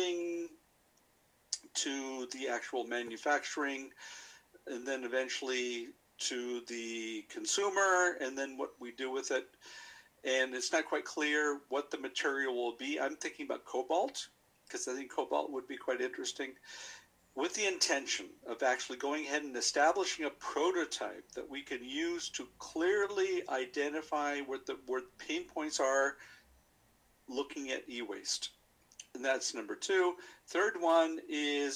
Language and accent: English; United States; moved away as an adult; now in Vienna, Austria; I am an American citizen who's been living in Vienna for the vast majority of his adult life